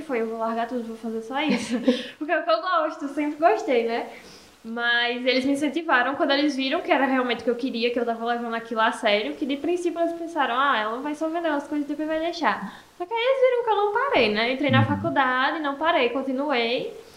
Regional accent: Esperança, Paraíba, Brazil; eu sou aqui da Cidade de Esperança mesmo

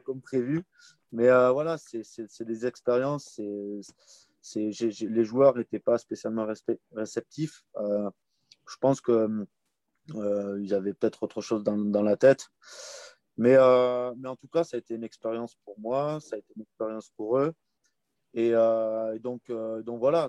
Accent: Comminges, Occitania, France; j'ai grandi dans le Comminges, dans un petit village des Pyrénées

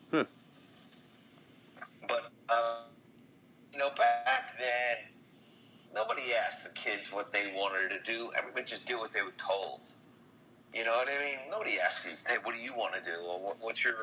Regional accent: Long Island, New York, United States; also born or lived in Brooklyn / Queens; I was born in Brooklyn, and I did some growing up in Queens, and then the family all moved us out to the family moved us all out to Long Island when I was a kid

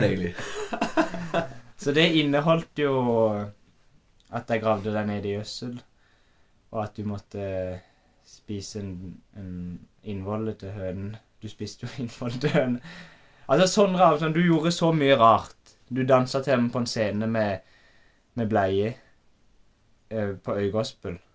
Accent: Øvrebø, Agder, Norway; jeg har vokst opp på Homme gård.

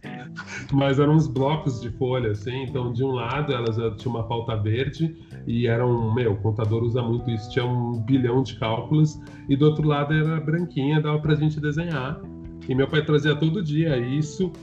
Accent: São Paulo, Brazil; eu sou de São Paulo

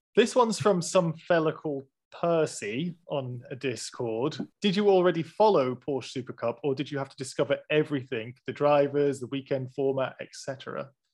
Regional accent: United Kingdom; We're British, we do things very prim and proper, stiff upper lip

